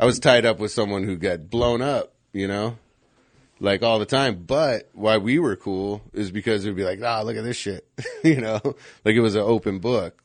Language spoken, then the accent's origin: English; Scottsdale, Arizona, United States; growing up in Scottsdale